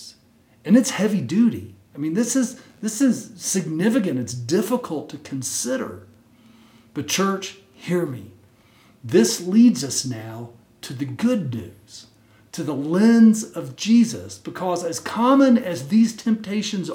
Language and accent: English; Texas, United States; When I was a little kid growing up in Texas